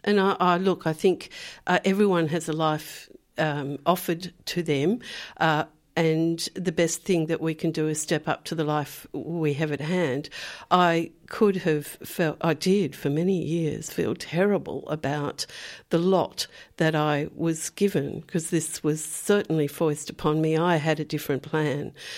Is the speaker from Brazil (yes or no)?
no; Perth, Western Australia, Australia; moved away; I I grew up on the Swan River, which is a, a, massive river. You know, I was down near Perth.